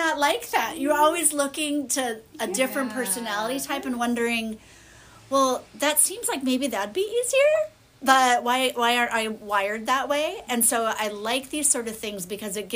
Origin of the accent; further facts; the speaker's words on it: Indiana, United States; moved away as an adult; also born or lived in Chicago, Illinois; I grew up in Indiana about an hour from the city, but then lived in the city for many years.